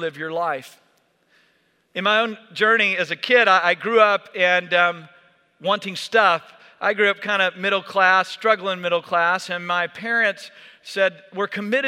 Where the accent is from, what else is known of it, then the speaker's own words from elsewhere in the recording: Texas, United States; I grew up in Texas.